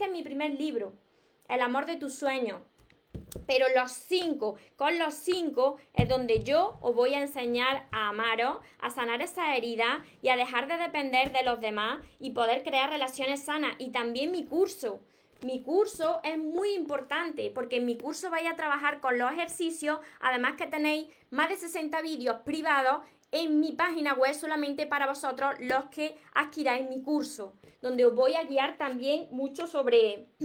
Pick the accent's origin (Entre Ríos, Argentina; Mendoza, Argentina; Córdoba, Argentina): Entre Ríos, Argentina; La Paz; Soy de La Paz, Entre Ríos, por aquí.